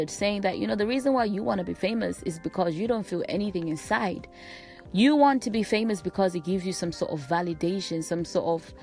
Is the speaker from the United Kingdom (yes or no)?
no; Malawi; I come from Malawi